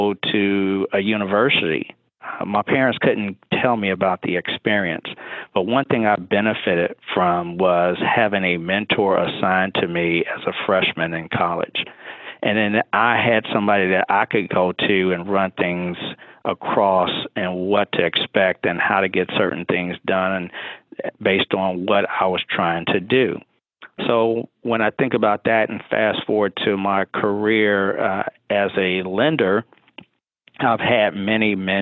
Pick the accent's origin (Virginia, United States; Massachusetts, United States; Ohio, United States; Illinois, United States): Illinois, United States; Chicago; moved away as an adult; now in Lexington, United States; I'm born and raised in Chicago, but I live in Lexington, Kentucky now